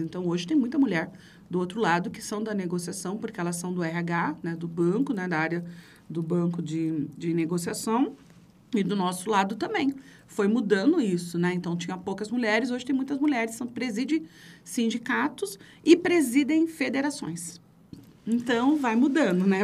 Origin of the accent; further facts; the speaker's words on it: Carapicuíba, São Paulo, Brazil; also born or lived in Santo André; Eu nasci em Santo André, berço do movimento sindical, mas nem sabia que era isso. Meu pai era metalúrgico, né? Mas. É é, a gente, depois, de, é, com oito anos, eu fui para Carapicuíba morar na Coab